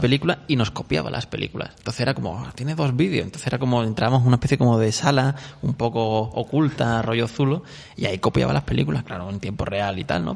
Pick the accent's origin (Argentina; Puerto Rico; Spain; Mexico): Spain; Córdoba, Andalusia; yo soy de Córdoba, allí había un, un videoclub mítico que era Fuente Guerra